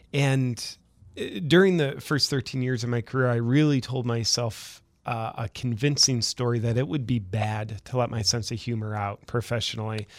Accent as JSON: {"language": "English", "region": "Ohio", "country": "United States", "moved": "as an adult", "lives_now": "Austin, United States", "said": "I'm originally from Ohio"}